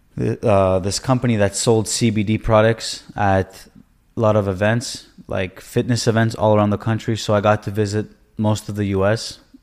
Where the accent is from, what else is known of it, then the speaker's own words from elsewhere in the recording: Toronto, Ontario, Canada; moved away as an adult; also born or lived in Israel; now in United States; I was born in Israel. Um, I moved to Canada early on, I would say, you know, around six years old. And I grew up in Toronto